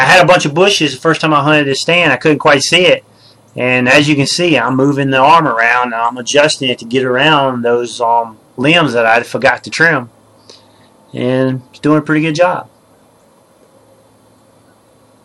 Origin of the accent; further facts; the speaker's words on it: Mississippi, United States; I'm from Mississippi